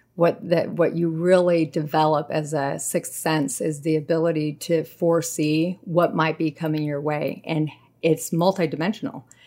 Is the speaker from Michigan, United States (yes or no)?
no; San Jose, California, United States; moved away as an adult; also born or lived in Chico, California; now in Washington, United States; I grew up in San Jose, California